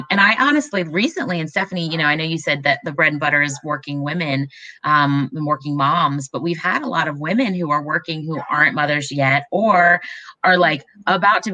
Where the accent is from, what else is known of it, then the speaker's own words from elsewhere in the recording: Raleigh, North Carolina, United States; I grew up in Raleigh